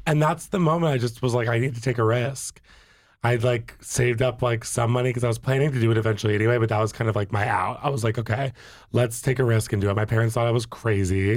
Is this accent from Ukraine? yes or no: no; Virginia, United States; moved away as an adult; also born or lived in New York; I grew up in Virginia